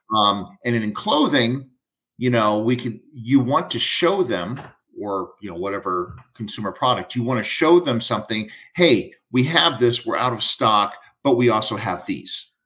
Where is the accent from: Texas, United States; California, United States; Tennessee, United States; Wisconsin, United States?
Texas, United States; I'm from Texas